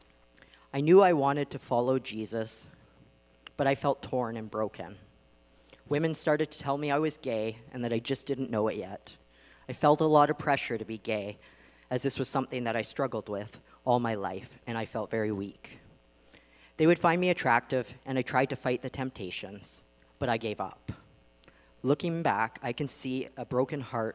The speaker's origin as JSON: {"language": "English", "area": "Vancouver Island", "region": "British Columbia", "country": "Canada", "tie": "born or raised there", "said": "I grew up on Vancouver Island"}